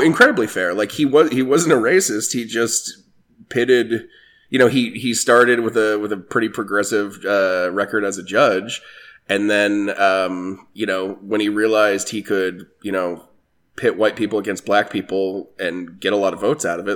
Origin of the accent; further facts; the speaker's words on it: Alabama, United States; I love Alabama very much. I love my hometown